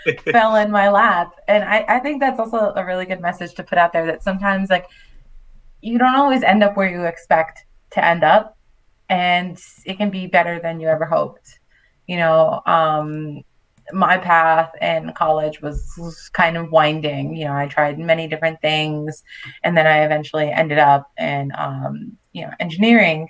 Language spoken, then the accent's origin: English; New York City, New York, United States; moved away as an adult; also born or lived in Manhattan / Long Island / Puerto Rico (family); now in France; I was born and raised in Brooklyn, so definitely grew up on hip hop and R&B